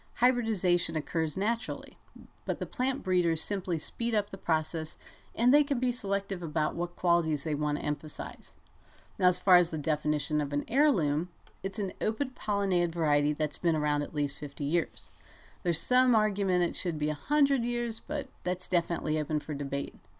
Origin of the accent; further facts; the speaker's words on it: Ohio, United States; now in Montana, United States; when I was growing up in Ohio